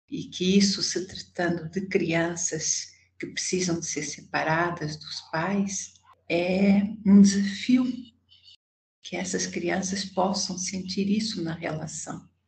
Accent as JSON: {"language": "Portuguese", "country": "Portugal", "accent": "Portuguese", "moved": "yes", "lives_now": "Brazil", "said": "é, eu moro no Brasil há 47 anos, mas ainda mantenho esse sotaque."}